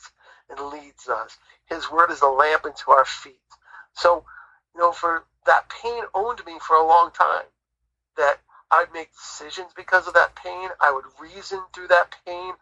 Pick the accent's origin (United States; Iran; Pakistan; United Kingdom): United States; New England; we grew up in New England, so we grew up near the ocean